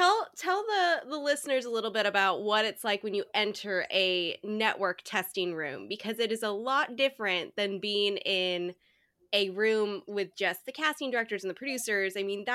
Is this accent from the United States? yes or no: yes; Portland, Oregon, United States; now in Los Angeles, United States; I'm in Los Angeles, but I'm from Portland, Oregon originally, but I live